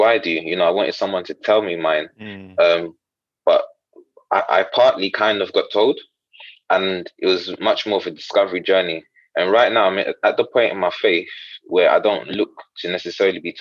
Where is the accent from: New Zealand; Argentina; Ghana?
Ghana; moved away; I'm Ghanaian originally, and sometimes sort of faith is, or religion is mixed in the culture